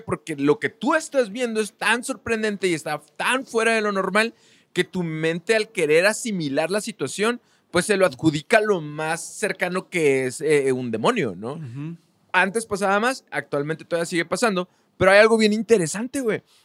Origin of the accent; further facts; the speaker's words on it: Mexico; nosotros en México, estando en, un país ultra religioso